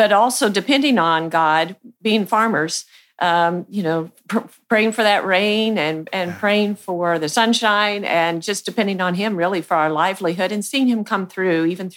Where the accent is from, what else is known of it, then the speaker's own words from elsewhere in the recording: Archie, Missouri, United States; I grew up on a farm just north of Archie, Missouri